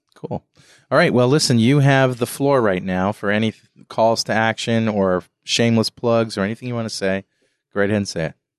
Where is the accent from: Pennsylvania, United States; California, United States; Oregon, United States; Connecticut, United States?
Connecticut, United States; New London; I'm from New London